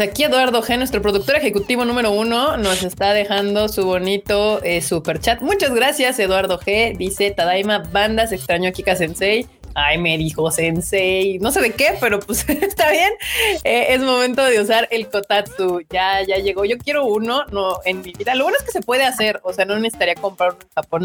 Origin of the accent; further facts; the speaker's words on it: Mexico City, Mexico; los que somos del rancho de la CDMX